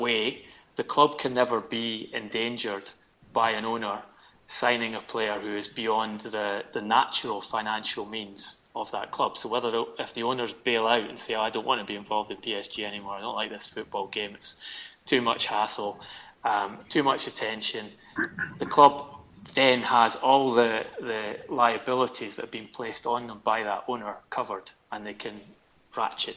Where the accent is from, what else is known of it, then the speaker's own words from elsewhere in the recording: Scotland, United Kingdom; as a Scot